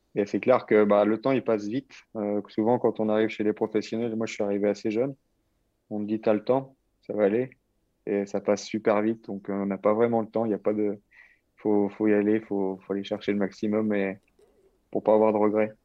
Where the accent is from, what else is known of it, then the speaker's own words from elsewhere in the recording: Normandy, France; moved away as an adult; now in Languedoc-Roussillon, France; je... reste normand